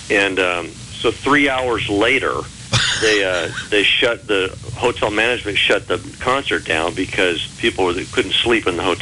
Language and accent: English; Texas, United States; We're from Texas.